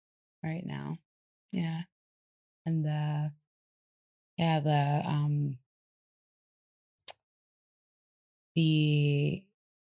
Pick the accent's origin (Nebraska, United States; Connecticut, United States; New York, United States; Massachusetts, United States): New York, United States; moved away; I'm from New York originally, born and raised